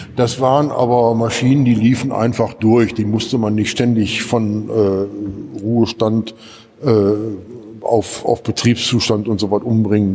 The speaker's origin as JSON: {"language": "German", "town": "Gelsenkirchen", "region": "North Rhine-Westphalia", "country": "Germany", "said": "so ein Stadtteil wie Gelsenkirchen-Bismarck, da wo ich herkomme"}